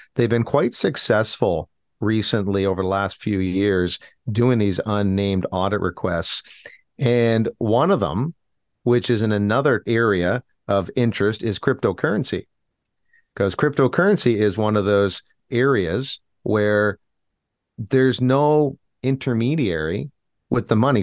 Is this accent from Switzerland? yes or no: no; Canada; as Canadian citizens